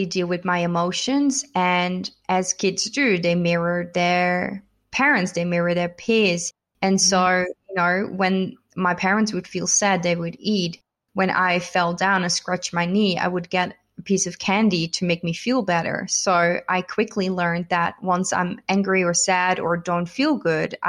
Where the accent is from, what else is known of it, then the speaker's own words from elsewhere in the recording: Netherlands; also born or lived in United States; now in Melbourne, Australia; I'm originally from the Netherlands, so I've kind of been all over